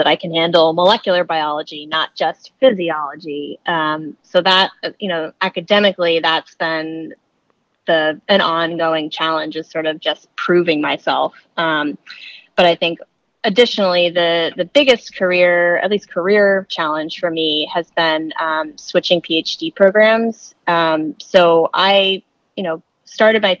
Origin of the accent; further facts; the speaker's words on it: Maine, United States; moved away as an adult; also born or lived in California; I'm originally from Maine. So I moved back to Maine.